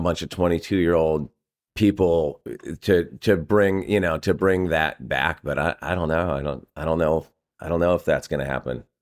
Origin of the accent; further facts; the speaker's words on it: California, United States; I'm from California and we don't get storms like